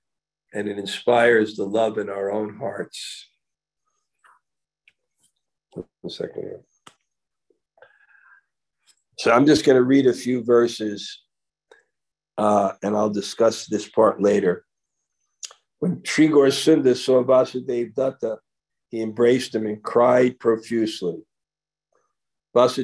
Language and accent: English; New York, United States; I'm from New York